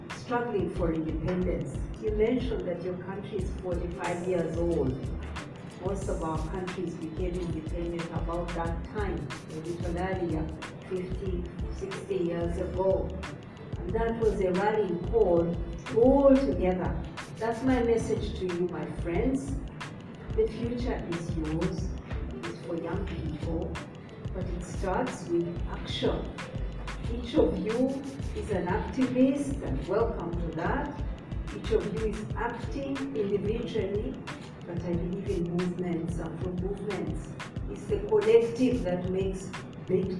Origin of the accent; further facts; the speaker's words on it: Uganda; I come from Uganda. That's in East Africa.